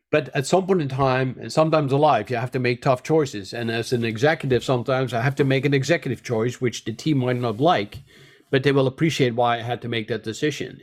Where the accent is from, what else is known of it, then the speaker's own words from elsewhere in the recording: Netherlands; moved away as an adult; also born or lived in New Jersey / Texas; now in United States; I'm originally a Dutch, I'm an American now, but I'm a Dutch-trained biologist and physician